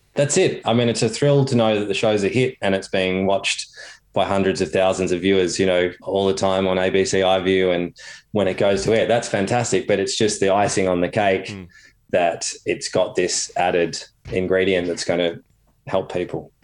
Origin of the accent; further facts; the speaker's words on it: Torquay, Victoria, Australia; growing up on Torquay Surf Beach myself and doing little nippers